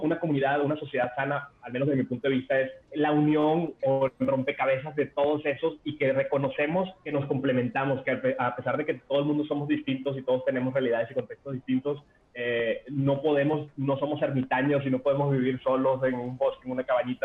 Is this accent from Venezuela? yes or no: yes; Venezuela; now in Mexico; nací en Venezuela, o sea, yo para los 9, 10 años ya, ya había vivido dos golpes de Estado